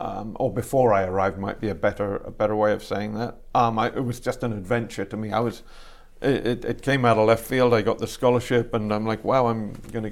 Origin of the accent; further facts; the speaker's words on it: England, United Kingdom; also born or lived in Canada / Ireland; now in United States; I was born in Canada, mm-hmm. but both my parents were British, and we moved back to the UK, to England, when I was just a baby. And I grew up in England for the first half of my childhood and in Ireland for the second half of my childhood.